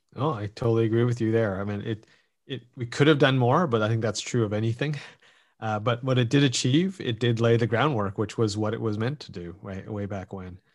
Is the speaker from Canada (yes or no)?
yes; Canada; as a Canadian